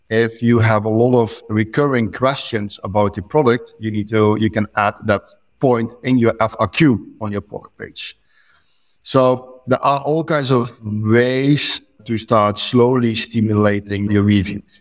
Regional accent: Netherlands; now in Lucca, Italy; I'm from the Netherlands

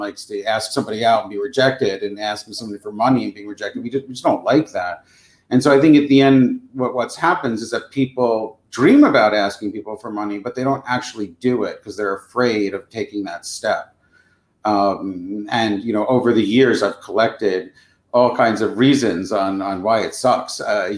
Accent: New York, United States; now in New York City, United States; I came all the way from Long Island to be a theater director.

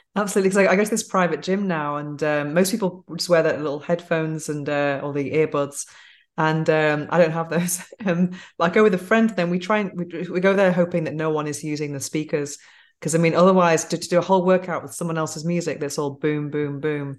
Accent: Manchester, North West England, United Kingdom; now in Spain; growing up in England

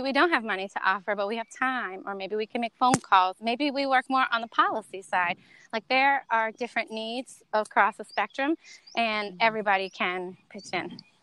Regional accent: North Carolina, United States; moved away as an adult; also born or lived in Miami / Santo Domingo, Dominican Republic; i grew up in north carolina

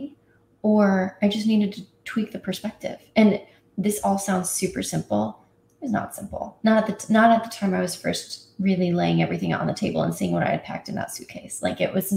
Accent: Indiana, United States; I grew up in Indiana

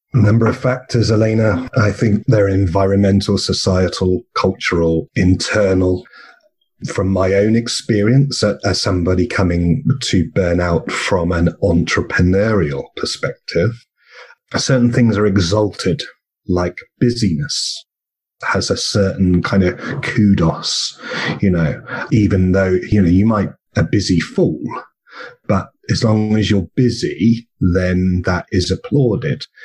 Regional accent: England, United Kingdom; now in Australia; I come from England, and we're both in Australia.

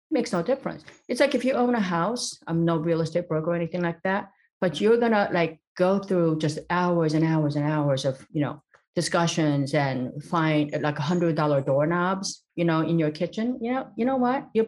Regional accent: East Los Angeles, California, United States; when I was a little girl in growing up in East Los Angeles, and there, it just seemed like all hope was lost.

